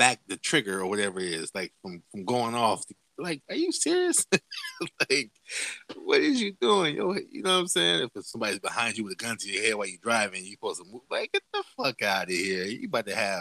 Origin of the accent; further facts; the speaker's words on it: Los Angeles, California, United States; I am from Los Angeles.